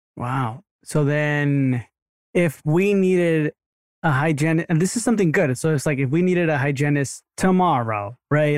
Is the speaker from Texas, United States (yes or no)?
yes; Sugar Land, Texas, United States; also born or lived in Rosenberg, Texas; I was born in Rosenberg, so, but, like, Sugarland's where we grew up